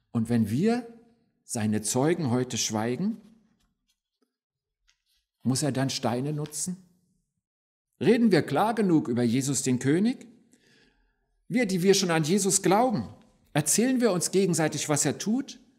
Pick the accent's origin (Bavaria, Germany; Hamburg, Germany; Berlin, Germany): Berlin, Germany; born there; Ich bin ja gebürtiger Berliner. Die zweite Kirche, die ich mitgebracht habe, steht in Berlin.